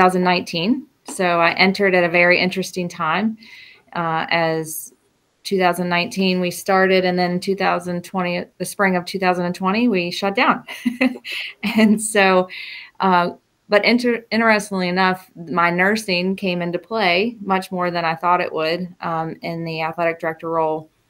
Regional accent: Rappahannock County, Virginia, United States; I am from Rappahannock County, so I am back in my hometown

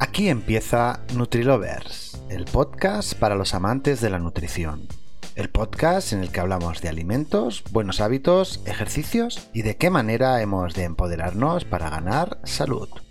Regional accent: Spain; Lo digo como español o como persona mediterránea

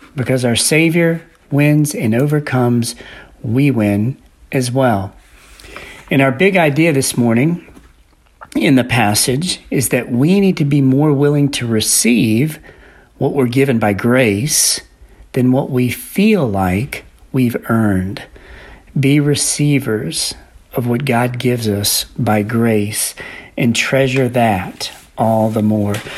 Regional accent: New Orleans, Louisiana, United States; growing up in New Orleans

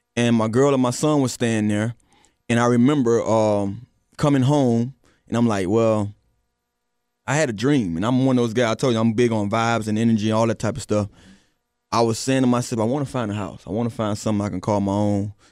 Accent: Miami, Florida, United States; I'm from Miami

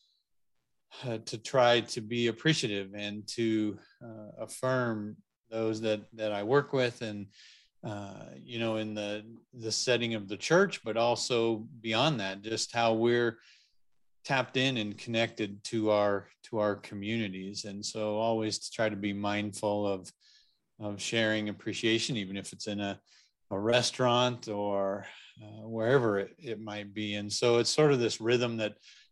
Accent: Lander, Wyoming, United States; moved away as an adult; also born or lived in Wichita, Kansas / Northwest Montana; I actually grew up here in Wyoming and I'm actually living and have served in my hometown, served at the church here in Lander, Wyoming for the past 8 years

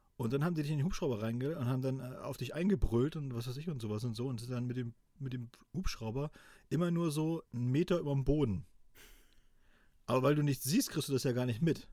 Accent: East Germany, Germany

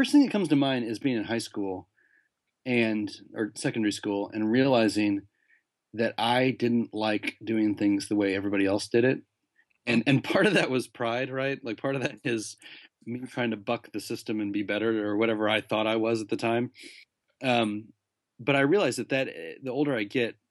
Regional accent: United States; moved away as an adult; now in London, United Kingdom; being an American who lives in London

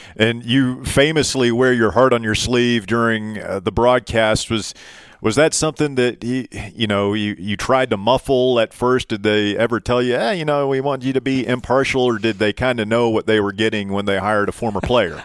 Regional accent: East Tennessee, United States; growing up in East Tennessee, listening to John Ward do games

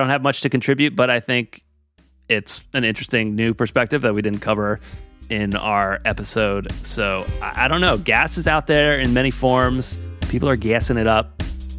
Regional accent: Pennsylvania, United States; I'm from Pennsylvania, about an hour outside of Philly

